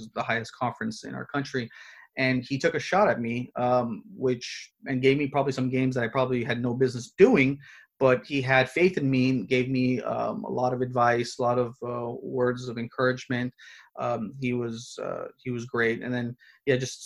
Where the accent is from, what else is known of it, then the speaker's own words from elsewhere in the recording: Pasadena, California, United States; my hometown of Pasadena